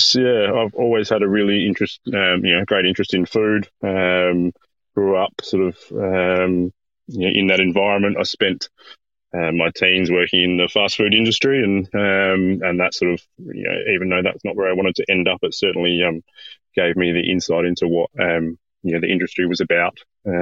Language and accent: English; South Australia, Australia; I'm from South Australia originally.